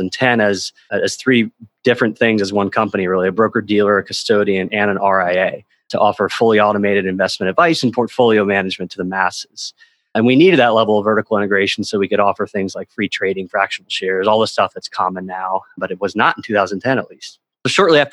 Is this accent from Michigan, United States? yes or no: no; North Carolina, United States; I'm a big golfer growing up in North Carolina